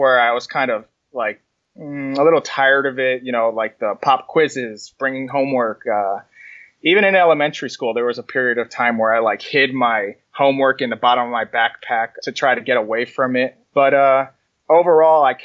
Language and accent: English; New Jersey, United States; moved away; also born or lived in Kansas / Florida; I was born in New Jersey, and I grew up for a good portion of my life in New Jersey